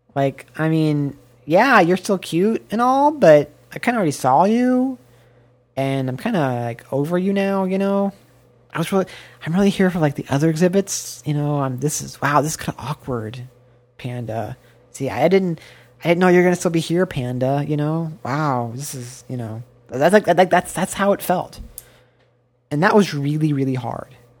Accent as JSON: {"language": "English", "country": "United States", "moved": "yes", "said": "as an American"}